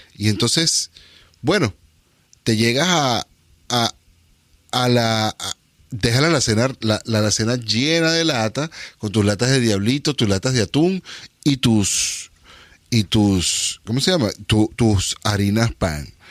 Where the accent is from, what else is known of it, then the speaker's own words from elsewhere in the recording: Venezuela; now in Northern California, United States; yo soy inmigrante de Venezuela a Estados Unidos, pero soy inmigrante de Venezuela a Estados Unidos a California y al norte de California